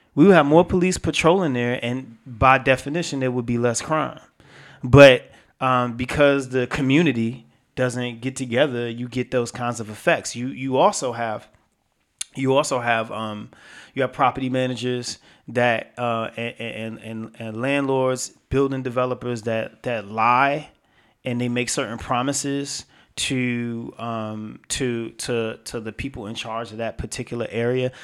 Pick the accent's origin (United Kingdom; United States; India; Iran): United States; New York City, New York; I'm from I'm from New York. I'm from Brooklyn